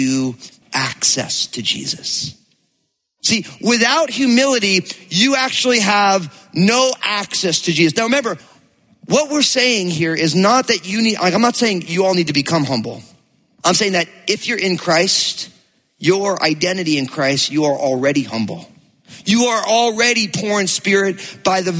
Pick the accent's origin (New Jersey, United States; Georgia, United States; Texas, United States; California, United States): New Jersey, United States; I grew up in New Jersey